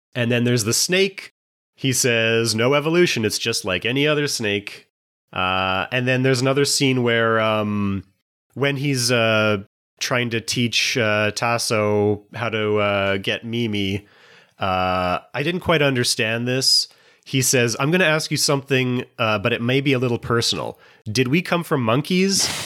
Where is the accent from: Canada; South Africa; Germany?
Canada; in Canada, especially in the 90s, a lot of our popular culture was dominated by showing that we're not American